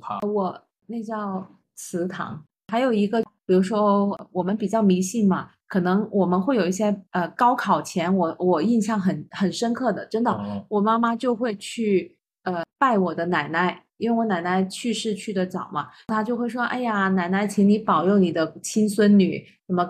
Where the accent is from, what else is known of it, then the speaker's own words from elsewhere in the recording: Guangzhou, Guangdong, China; moved away; 我们广州人